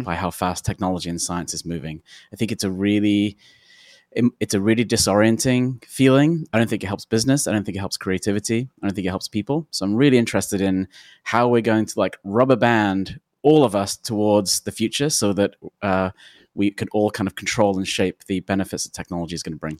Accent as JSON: {"language": "English", "region": "London", "country": "United Kingdom", "moved": "yes", "lives_now": "Portland, United States", "said": "I'm from London"}